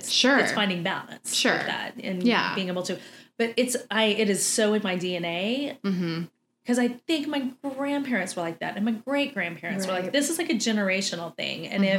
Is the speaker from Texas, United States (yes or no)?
yes; Texas, United States; we're from Texas.